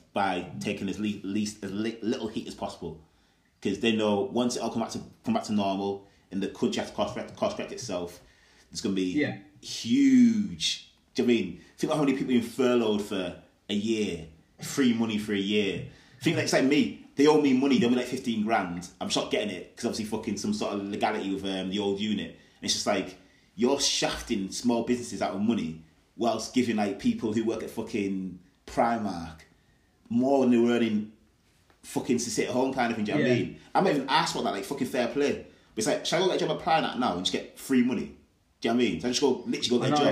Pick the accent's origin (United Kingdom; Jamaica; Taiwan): United Kingdom; the North, the north of England; I'm from the North